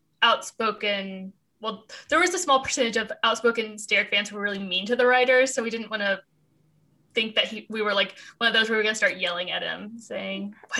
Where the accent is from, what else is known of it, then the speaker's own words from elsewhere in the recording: Indiana, United States; moved away as an adult; also born or lived in Los Angeles; We're from Indiana and that's where we moved back